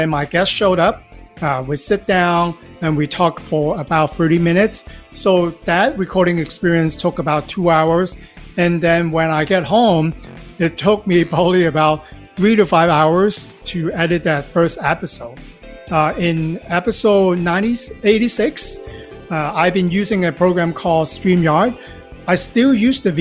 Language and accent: English; Hong Kong; now in Los Angeles, United States; I'm originally from Hong Kong. Live in Los Angeles for the past 20-some-odd years now